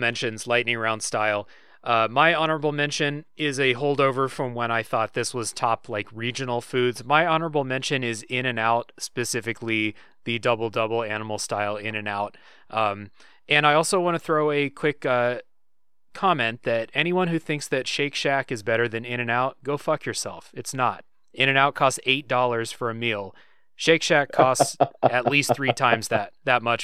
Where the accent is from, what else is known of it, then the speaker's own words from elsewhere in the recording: Troy, Ohio, United States; moved away as an adult; now in South Korea; going to Ohio, going to my hometown.